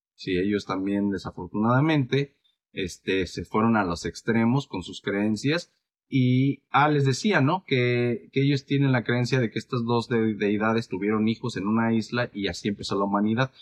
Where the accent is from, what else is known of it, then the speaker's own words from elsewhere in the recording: Mexico; soy mexicano